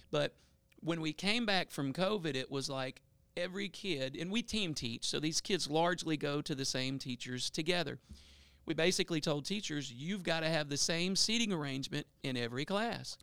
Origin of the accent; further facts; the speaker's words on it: Bossier City, Louisiana, United States; I'm a South Bossier guy, uh, born and raised in Bel Air.